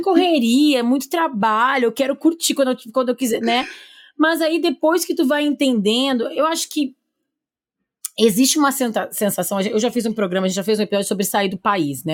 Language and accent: Portuguese; Porto Alegre, Rio Grande do Sul, Brazil; now in São Paulo, Brazil; eu não sou de São Paulo, eu sou de Porto Alegre